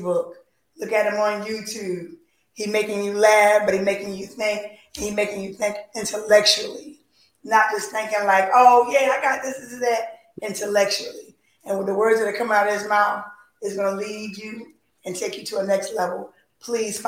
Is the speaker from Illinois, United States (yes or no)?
no; Philadelphia, Pennsylvania, United States; I'm from Philly